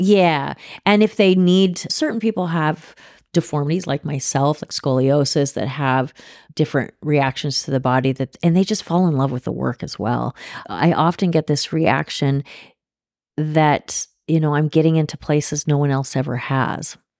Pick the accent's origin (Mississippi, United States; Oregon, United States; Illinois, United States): Oregon, United States; also born or lived in Los Angeles, California / Switzerland / San Diego / Geneva; now in Manitowoc, United States; I was born in L A, and I grew up in Oregon. I grew up in a small town in Oregon on a farm